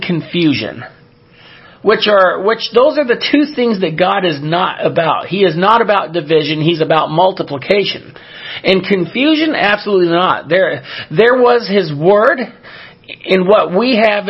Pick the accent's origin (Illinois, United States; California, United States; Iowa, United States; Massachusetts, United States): California, United States; Southern; I grew up in Southern California